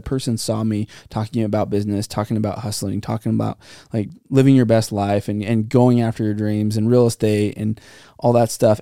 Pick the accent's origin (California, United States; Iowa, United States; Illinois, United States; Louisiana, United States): California, United States; Santa Clara; Growing up in Santa Clara